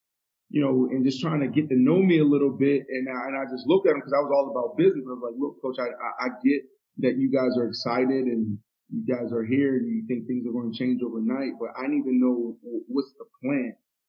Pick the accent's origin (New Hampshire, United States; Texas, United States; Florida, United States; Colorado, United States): Florida, United States; Miami; I grew up in Miami.